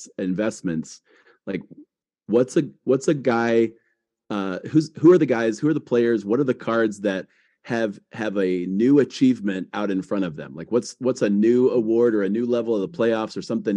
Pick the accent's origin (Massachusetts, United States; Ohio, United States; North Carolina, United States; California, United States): Ohio, United States; Akron; I'm from Akron